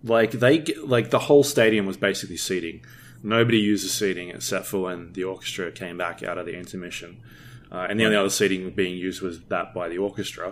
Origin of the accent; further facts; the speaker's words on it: Australia; I'm Australian